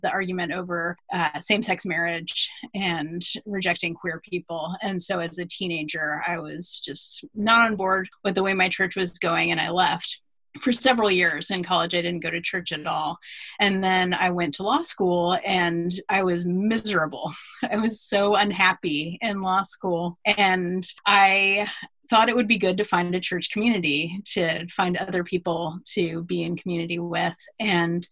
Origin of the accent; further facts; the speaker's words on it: Anchorage, Alaska, United States; now in Atlanta, United States; I'm originally from Anchorage, Alaska. And so I'm now living in Atlanta. I'm quite a ways from home. And I grew up there